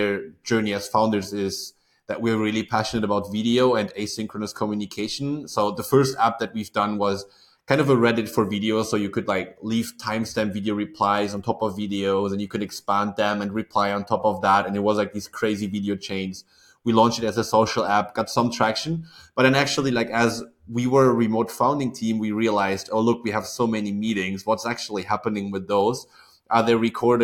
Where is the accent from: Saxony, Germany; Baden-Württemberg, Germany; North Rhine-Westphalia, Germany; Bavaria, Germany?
North Rhine-Westphalia, Germany; Aachen; Actually, I was born not too far from SaaS Group's headquarters, if you say. So like I'm from Aachen, Germany.